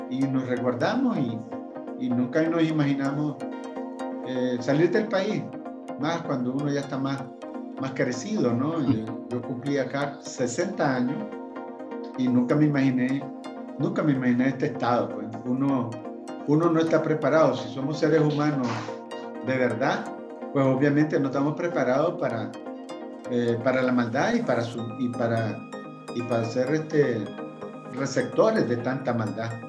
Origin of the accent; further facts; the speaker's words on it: Nicaragua; moved away; En diferentes momentos salimos de Nicaragua.